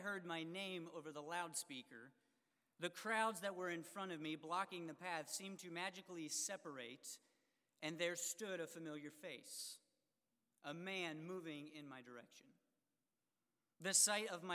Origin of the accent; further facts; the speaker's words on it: Harleysville, Pennsylvania, United States; I was lost at the Harleysville Fair. My hometown fair